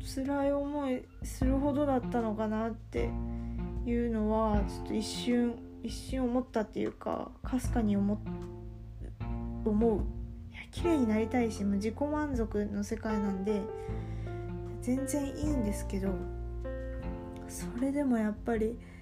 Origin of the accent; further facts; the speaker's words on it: Kansai, Japan; accent: Kansai-ben; first language Kansai dialect; 私ネイティブネイティブラングエージは関西弁なので